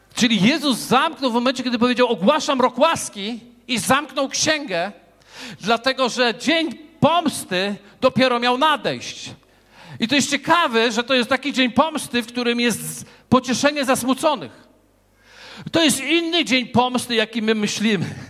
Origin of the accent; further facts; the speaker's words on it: Wrocław, Lower Silesian Voivodeship, Poland; ja z Wrocławia